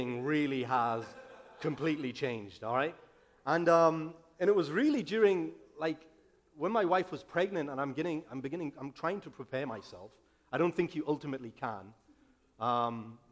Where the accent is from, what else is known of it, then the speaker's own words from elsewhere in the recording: England, United Kingdom; moved away as an adult; now in United States; I'm from England. I've been in America 2 years now